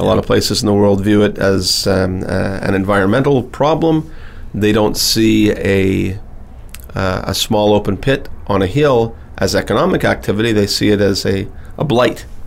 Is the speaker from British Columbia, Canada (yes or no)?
no; Timmins, Ontario, Canada; I was born in Timmins, Ontario. And Timmins, Ontario is a small city in, in northern Ontario, Canada